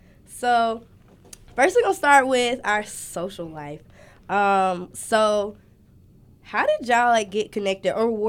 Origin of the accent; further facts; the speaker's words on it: Birmingham, Alabama, United States; I am from Birmingham, Alabama